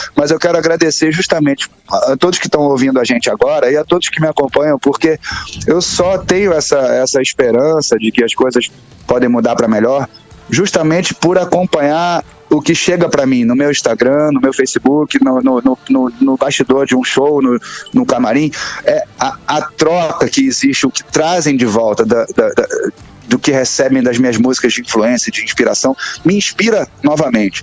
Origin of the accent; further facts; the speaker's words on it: Brazil; nós somos brasileiros.